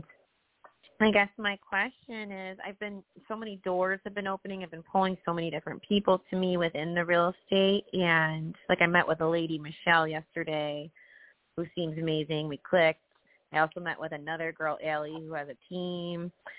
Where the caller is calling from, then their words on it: Tampa, Florida, United States; Hi, everyone. I'm … from Tampa.